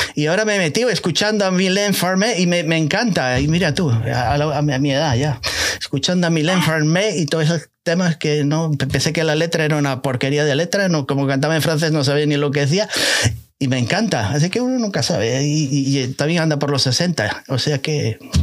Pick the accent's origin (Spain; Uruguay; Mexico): Spain; now in United States; por ahí, por mi país natal